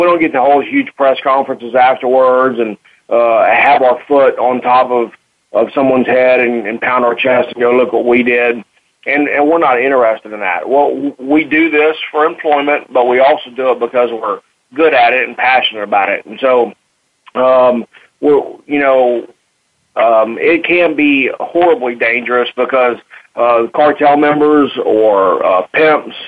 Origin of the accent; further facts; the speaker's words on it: Texas, United States; accent: Texas twang; moved away as an adult; I was born in Texas, and I went to the Marine Corps and went around the world, and I came back to Texas, so the accent kind of stuck